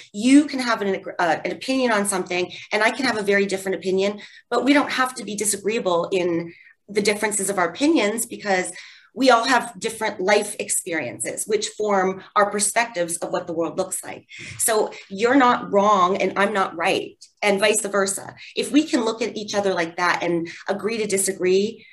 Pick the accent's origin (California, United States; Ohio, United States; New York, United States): Ohio, United States; Wooster; I grew up in Worcester, Ohio, a small town